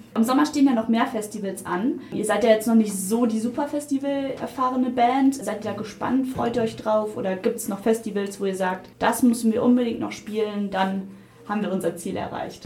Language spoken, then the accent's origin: German; Hanover, Lower Saxony, Germany; Wir kommen aus Hannover